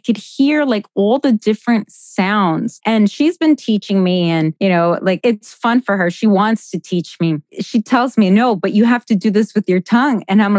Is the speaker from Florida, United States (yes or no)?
yes; Miami, Florida, United States; also born or lived in Colombia; I grew up in Florida, but I was born in Colombia and I lived in Colombia as a teenager.